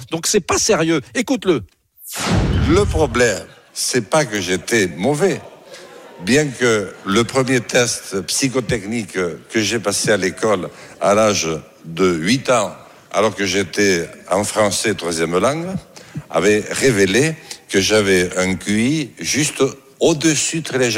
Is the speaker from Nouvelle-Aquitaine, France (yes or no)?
no; Occitania, France; Moi, je suis le premier mec de ma génération, de tous les …. On vient tous du Gers. Hein. Je suis le premier mec en, je sais pas, en mille ans, voilà, qui n'a pas l'accent.